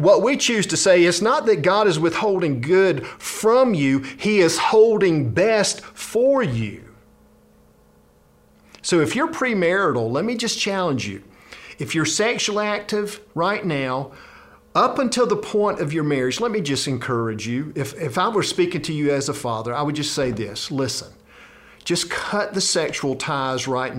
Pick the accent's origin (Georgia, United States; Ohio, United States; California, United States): Georgia, United States; South; I grew up in South Georgia